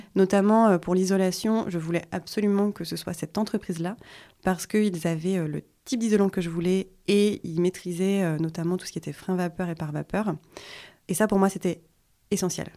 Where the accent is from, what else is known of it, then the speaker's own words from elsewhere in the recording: Vosges, Grand Est, France; now in Hossegor, France; je suis originaire des Vosges